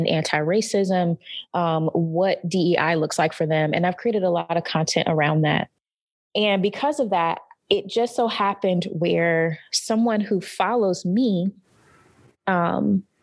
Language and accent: English; North Carolina, United States; moved away; growing up in North Carolina, we have a ton of pig